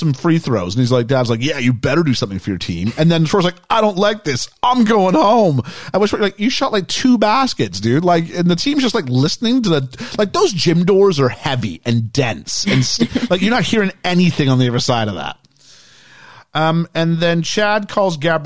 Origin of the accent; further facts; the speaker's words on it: Canada; we're from Canada. We're not that big into our sports, at least not the part I was from